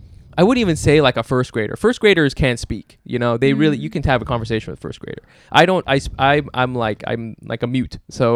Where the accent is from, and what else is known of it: Orange County, California, United States; born or raised there; also born or lived in Dallas, Texas / Plano, Texas / Berkeley, California